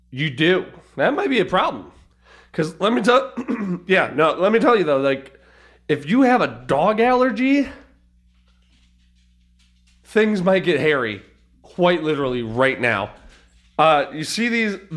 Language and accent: English; Milan, Lombardy, Italy; I did like a helicopter tour out where we grew up in Milan